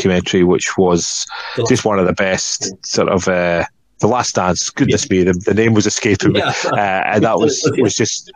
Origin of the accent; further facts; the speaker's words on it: Hamilton, Scotland, United Kingdom; also born or lived in Edinburgh; now in Gateshead, United Kingdom; I'm from a town, Hamilton, which is kind of this sort of town over.